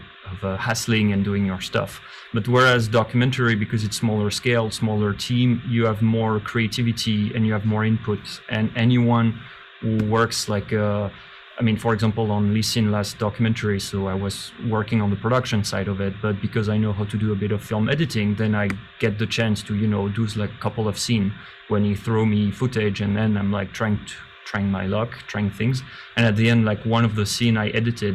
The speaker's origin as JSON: {"language": "English", "town": "Paris", "region": "Île-de-France", "country": "France", "moved": "as an adult", "lives_now": "China", "said": "I'm from France, I'm from Paris"}